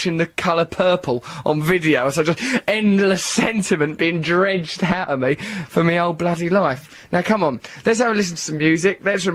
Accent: Grays, East of England, United Kingdom; I'm from a little town called Grays

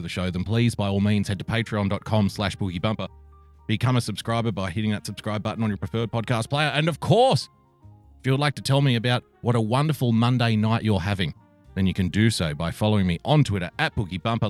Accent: New South Wales, Australia; in my home state, the great state of New South Wales, here in Down Under

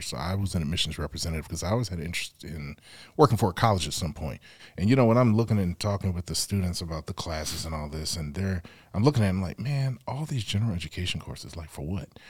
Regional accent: Evanston, Illinois, United States; also born or lived in New York City, New York / Lawton, Oklahoma; I grew up in Evanston, Illinois

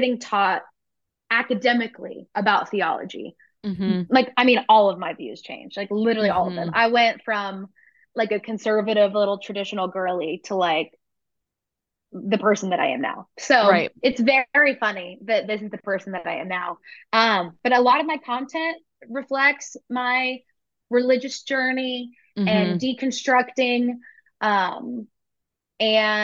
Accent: Tennessee, United States; I'm from Tennessee

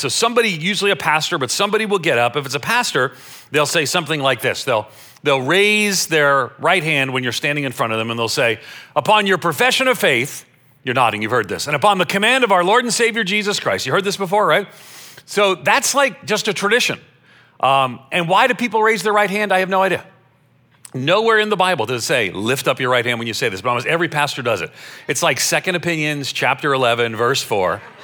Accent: Long Island, New York, United States; moved away; also born or lived in Florida; I grew up on Long Island outside of New York City

